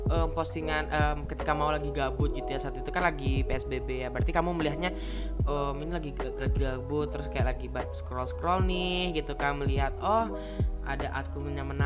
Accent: Batam, Riau Islands, Indonesia; Aku dari Batam, teman-teman aku dari Batam, Kepulauan Riau.

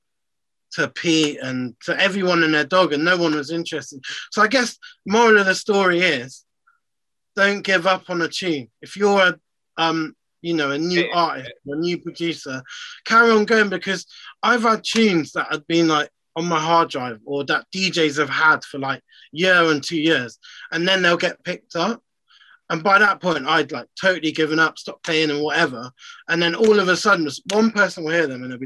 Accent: Bristol, South West England, United Kingdom; being from Bristol, being English

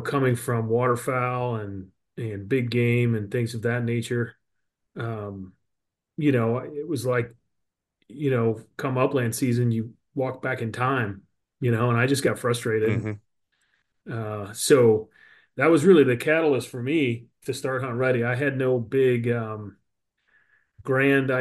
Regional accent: Southwest Missouri, United States; I'm in Southwest Missouri, born and raised, fourth generation on a family farm

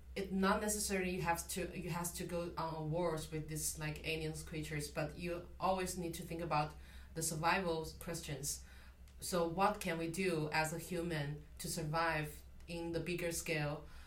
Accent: China; moved away; I'm from China

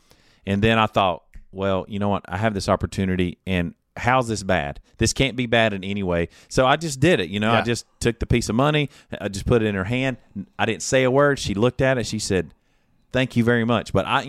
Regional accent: Mount Holly, United States; I'm from Mount Holly.

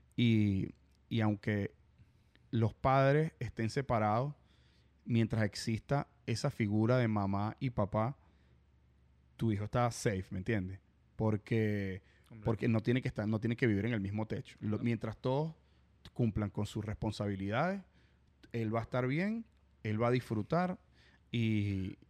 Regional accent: Venezuela; moved away as an adult; also born or lived in Dublin / Mississippi; now in Miami, United States; nosotros los venezolanos

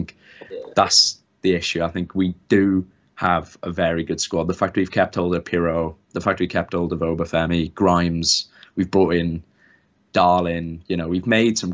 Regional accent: Swansea, Wales, United Kingdom; I am from Swansea.

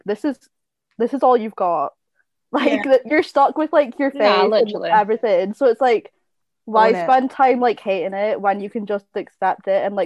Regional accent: Orkney, Scotland, United Kingdom; moved away as an adult; I come in from Orkney, it's so small and judgmental

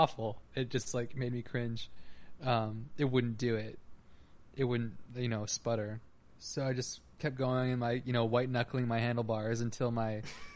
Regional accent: New Hampshire, United States; also born or lived in New England; now in New York City, United States; I'm, you know, from New Hampshire

